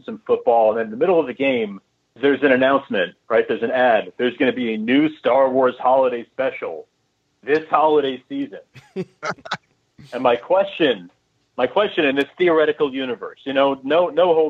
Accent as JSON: {"language": "English", "region": "New York", "country": "United States", "moved": "yes", "lives_now": "Boston, United States", "said": "I'm a transplant. I'm from New York."}